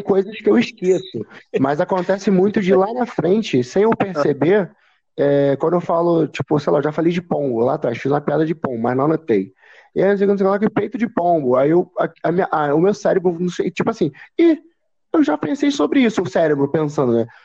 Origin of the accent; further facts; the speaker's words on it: São Gonçalo, Rio de Janeiro, Brazil; quando eu começar a falar de onde eu moro, quando eu começar a falar que sou de São Gonçalo.